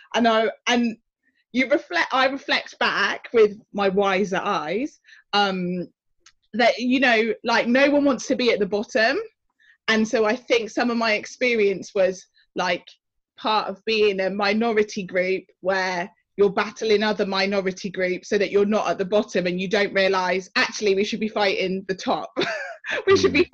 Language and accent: English; Oxford, South East England, United Kingdom; I am originally from Oxford, um, grew up in council housing there